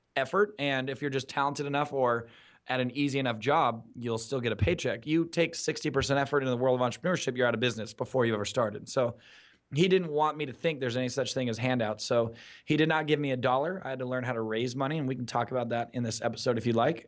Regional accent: Newport Beach, California, United States; being born and raised in Southern California, specifically Newport Beach, Orange County, California

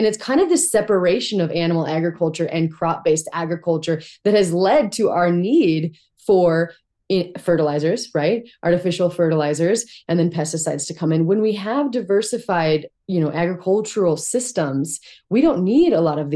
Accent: Montana, United States; I grew up in Montana. These are my people

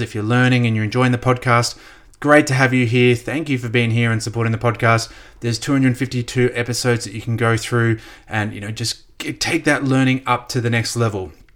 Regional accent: Australia; also born or lived in United States; I'm Australian

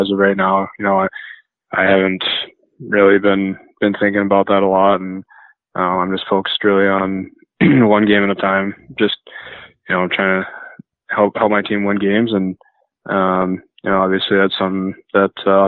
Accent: near Chilliwack, British Columbia, Canada; which is 20 minutes away from my hometown

